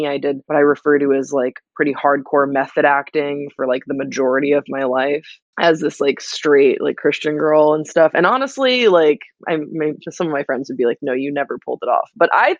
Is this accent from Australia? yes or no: no; Belgium; I grew up in Belgium also